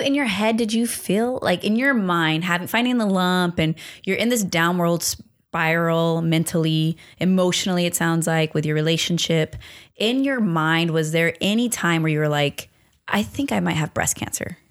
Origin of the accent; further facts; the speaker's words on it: Long Beach, California, United States; I'm from Long Beach, very proudly